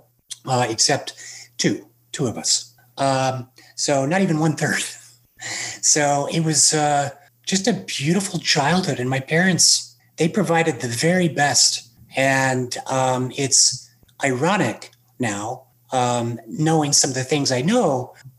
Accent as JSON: {"language": "English", "town": "Salt Lake City", "region": "Utah", "country": "United States", "tie": "born or raised there", "said": "I grew up in Salt Lake City"}